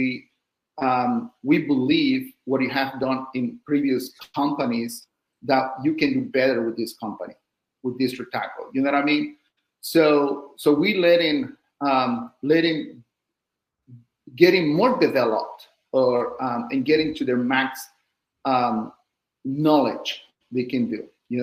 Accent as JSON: {"language": "English", "country": "Mexico", "moved": "yes", "lives_now": "United States", "said": "I'm from Mexico"}